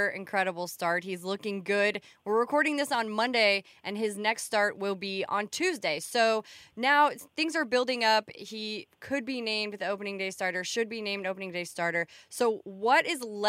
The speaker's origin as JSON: {"language": "English", "town": "St. Louis", "region": "Missouri", "country": "United States", "tie": "born or raised there", "moved": "yes", "lives_now": "New York, United States", "said": "I am from St. Louis, so I'll be watching my hometown team play against my adopted New York team"}